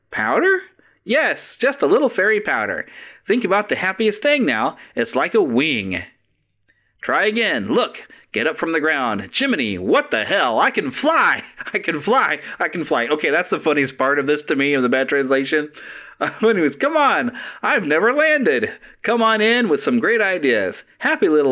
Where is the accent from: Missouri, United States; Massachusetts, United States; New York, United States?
Missouri, United States; Kansas City; It's one of my hometown team.